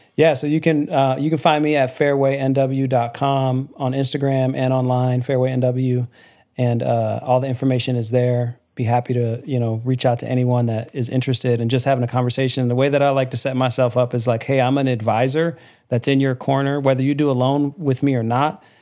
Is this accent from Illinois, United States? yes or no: no; Lansing, Michigan, United States; I grew up in Michigan and, um, on the south side of Mich-, of Lansing, Michigan